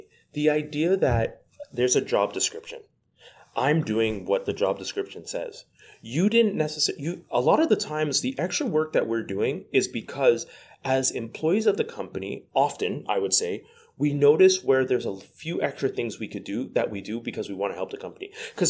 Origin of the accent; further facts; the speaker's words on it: Quebec, Canada; We're from Quebec. We're currently in Ontario right now as we're recording this.